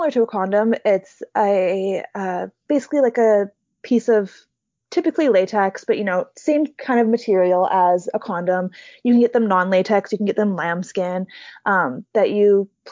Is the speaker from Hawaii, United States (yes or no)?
yes; Hawaii, United States; I grew up in Hawaii, which is one of the top progressive states in the States